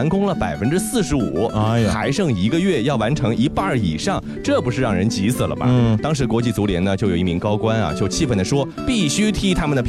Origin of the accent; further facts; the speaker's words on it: China; 这个好像在我们中国人看来有点不可思议，对吧？